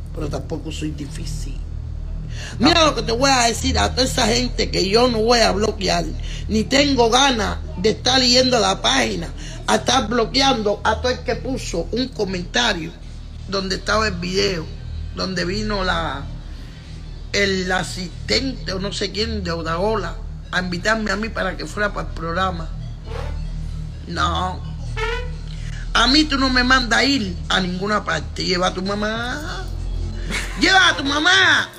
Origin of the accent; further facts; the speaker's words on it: Havana, Cuba; moved away; also born or lived in New York; yo soy de La Habana. Yo soy de La Habana.